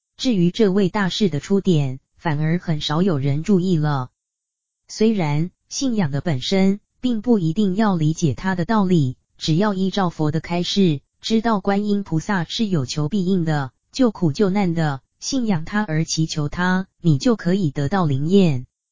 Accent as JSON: {"language": "Chinese", "country": "China", "said": "我们中国人好求简约"}